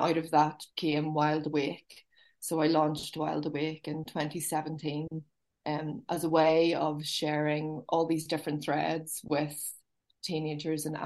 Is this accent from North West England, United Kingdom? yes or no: no; Belfast, County Down, Northern Ireland, United Kingdom; I was born in Belfast, and I was born in the city, and then my mum would have always had a close relationship with nature and always wanted to get us out. And then we moved to a town in County Down, for most of my teenage years